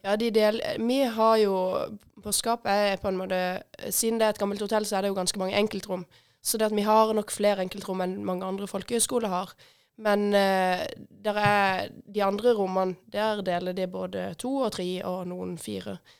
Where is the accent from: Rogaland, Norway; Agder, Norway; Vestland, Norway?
Agder, Norway; Hille; jeg er født, født og oppvokst på Hille, faktisk.